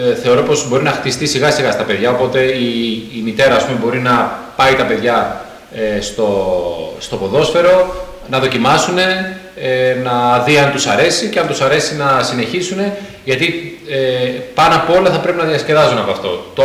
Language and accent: Greek; Germany; Greek is a second language; γεννήθηκα στη Γερμανία, οπότε ουσιαστικά όλη μου τη ζωή την έχω περάσει εκεί πέρα.